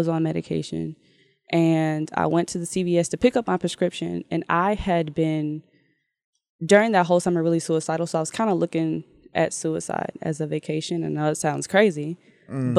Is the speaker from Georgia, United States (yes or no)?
yes; Georgia, United States; also born or lived in Mississippi; I was born in Mississippi, but mm-hmm. I was raised in Georgia. I moved here when I was 3